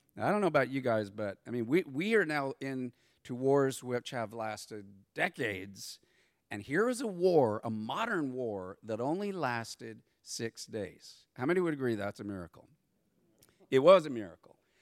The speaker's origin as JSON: {"language": "English", "town": "San Diego", "region": "California", "country": "United States", "said": "I'm from San Diego"}